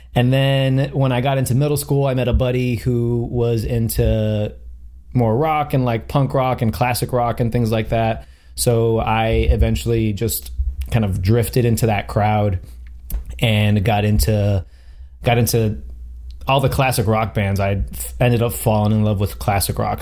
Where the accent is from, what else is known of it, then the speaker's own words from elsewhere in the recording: Miami, Florida, United States; I'm from Miami, Florida